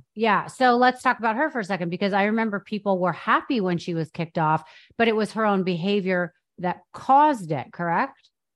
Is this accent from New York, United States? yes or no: yes; New York, United States; I went to private school in New York. I grew up in New York